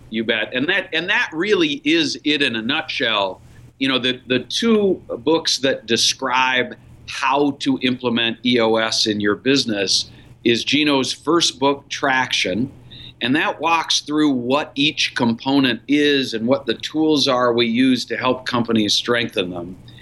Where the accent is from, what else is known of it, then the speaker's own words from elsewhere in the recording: Minneapolis, Minnesota, United States; also born or lived in Columbus, Ohio; I was running a small business in Minneapolis, my hometown and I had moved to Minneapolis from Columbus, Ohio uh, for the opportunity